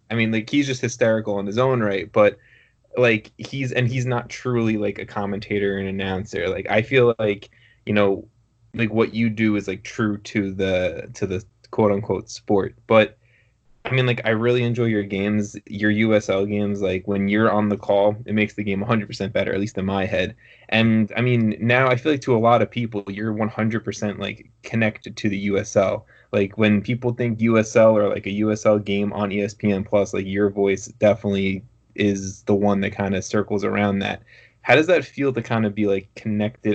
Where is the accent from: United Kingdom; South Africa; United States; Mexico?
United States; Long Island, New York; I'm a Long Islander